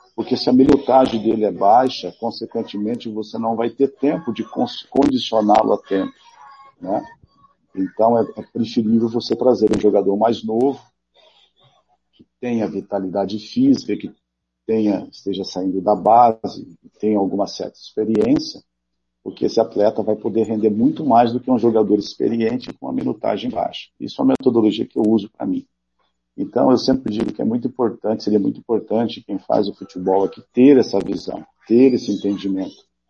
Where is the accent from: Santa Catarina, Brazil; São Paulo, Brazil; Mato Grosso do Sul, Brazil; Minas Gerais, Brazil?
Mato Grosso do Sul, Brazil; moved away as an adult; also born or lived in India; Eu sou, sou mato-grossense, amo o nosso Estado, é, me lembro muito bem da minha infância com o Morenão lotado